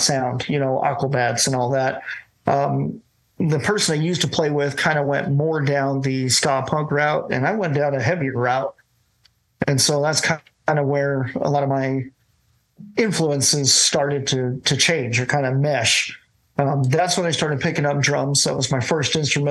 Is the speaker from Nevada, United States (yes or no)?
yes; Las Vegas, Nevada, United States; I grew up in Las Vegas, Nevada